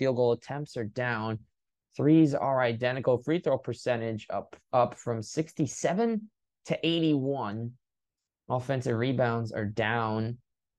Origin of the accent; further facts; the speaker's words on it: New Jersey, United States; Growing up in New Jersey